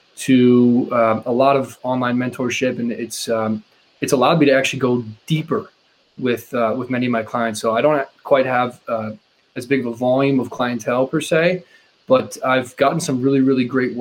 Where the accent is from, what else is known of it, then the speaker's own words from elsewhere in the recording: Quincy, Massachusetts, United States; grew up in Quincy, just south of Boston